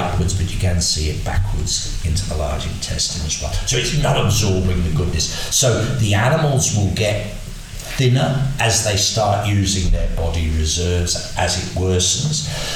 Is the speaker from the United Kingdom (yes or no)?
yes; Berkshire, South East England, United Kingdom; when I was growing up in Berkshire in dairy cattle